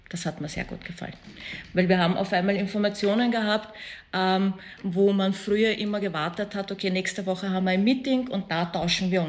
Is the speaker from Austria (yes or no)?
no; Afghanistan; Ich glaube, als Afghanin verändert sich halt